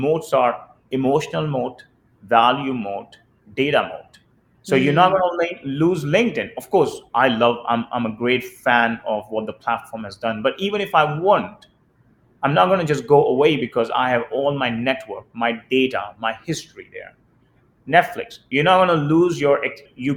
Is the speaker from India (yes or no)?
yes; India; moved away; the way I grew up in India